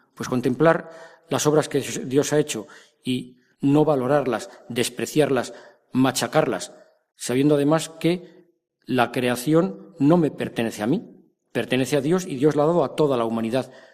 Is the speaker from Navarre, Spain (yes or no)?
no; Madrid, Community of Madrid, Spain; yo soy de Madrid